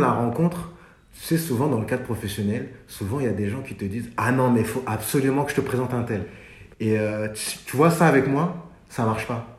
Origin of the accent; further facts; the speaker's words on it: France; also born or lived in Mali (ancestry); comme on a grandi en France